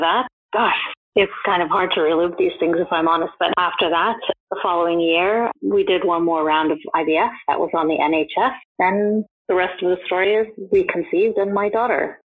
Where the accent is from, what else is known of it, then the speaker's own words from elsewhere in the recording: United States; moved away as an adult; now in United Kingdom; I'm not from the UK, I'm from the States